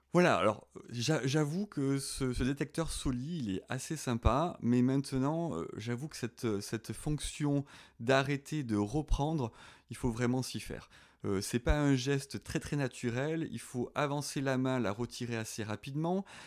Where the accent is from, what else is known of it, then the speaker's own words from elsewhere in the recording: southern France, France; accent: southern (petit accent du sud); je suis dans le sud, hein, vous l'avez peut-être reconnu avec mon petit accent